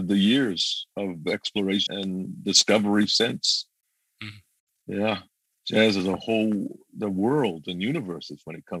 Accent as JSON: {"language": "English", "town": "New Orleans", "region": "Louisiana", "country": "United States", "tie": "born or raised there", "moved": "yes", "lives_now": "Boston, United States", "said": "born in New Orleans, okay? The birthplace of jazz."}